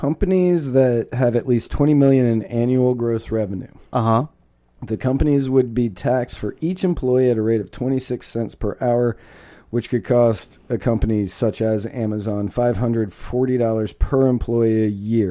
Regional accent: Virginia, United States; I grew up in Virginia

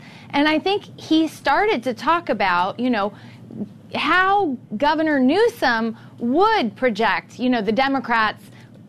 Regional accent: Middle America, Midwest, United States; now in California, United States; I'm from Middle America, but I live in California now

